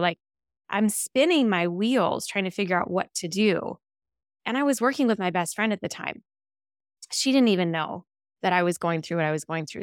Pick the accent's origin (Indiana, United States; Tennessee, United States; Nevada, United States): Nevada, United States; Las Vegas; also born or lived in Henderson, Nevada; I'm born and raised in Las Vegas. Grew up in the northwest side of town, went to Cheyenne High School